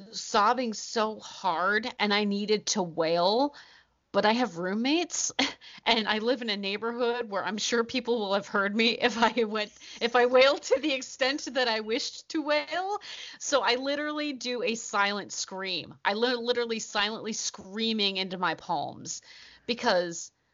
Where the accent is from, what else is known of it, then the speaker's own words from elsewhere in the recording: Ohio, United States; We're from Ohio.